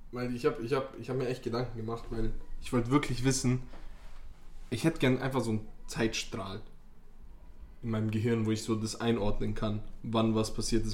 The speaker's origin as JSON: {"language": "German", "country": "Bosnia & Herzegovina", "said": "bei uns in Bosnien"}